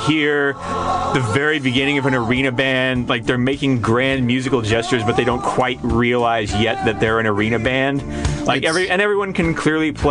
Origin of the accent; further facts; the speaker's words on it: Mecosta County, Michigan, United States; the Mecosta County Fair in my hometown